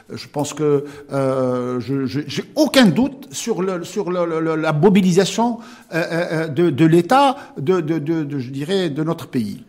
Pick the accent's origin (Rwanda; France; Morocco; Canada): Morocco; chez nous au Maroc